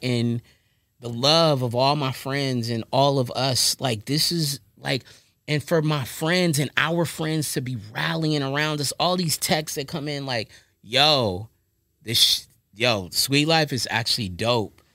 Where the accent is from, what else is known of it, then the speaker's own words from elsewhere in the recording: Long Beach, California, United States; also born or lived in Lewes, Delaware; I'm from the city. I'm, I'm from Long Beach